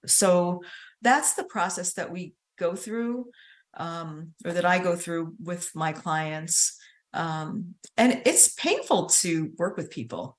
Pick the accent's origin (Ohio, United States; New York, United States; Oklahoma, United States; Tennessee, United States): New York, United States; Hudson Valley; moved away as an adult; now in Savannah, United States; I'm from the Hudson Valley in New York. I just moved to Savannah two years ago.